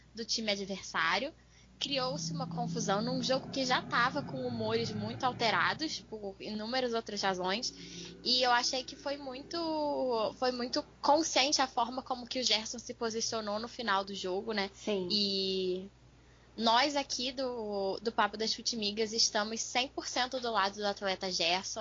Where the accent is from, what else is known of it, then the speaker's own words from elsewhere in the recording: Rio de Janeiro, Brazil; eu sou carioca